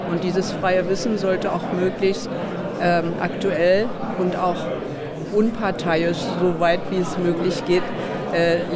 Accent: Berlin, Germany; Nein, ich komme aus Berlin

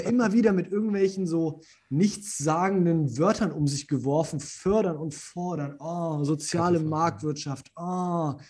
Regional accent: Germany; Bei uns in Deutschland

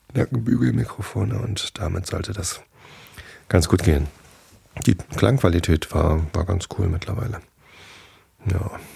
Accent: Northern Germany, Germany; ich bin halt Norddeutscher

